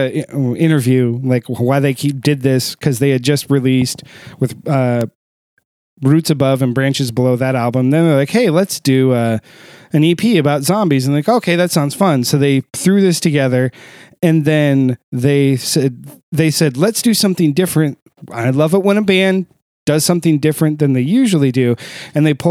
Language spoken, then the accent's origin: English; just outside Dayton, Ohio, United States; I was born just outside Dayton, Ohio